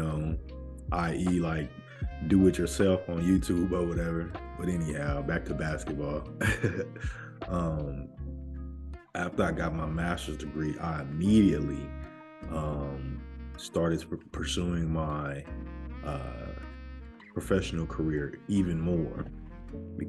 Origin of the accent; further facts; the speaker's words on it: United States; me as an American